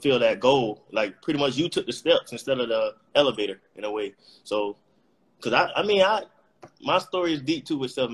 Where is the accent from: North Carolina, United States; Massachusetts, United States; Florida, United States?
Florida, United States; Miami; moved away as an adult; also born or lived in Tallahassee, Florida; I'm from Miami